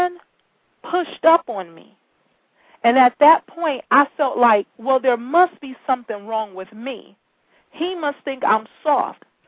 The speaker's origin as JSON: {"language": "English", "town": "Detroit", "region": "Michigan", "country": "United States", "said": "I'm from Detroit, and I spend a lot of time in the Detroit high schools."}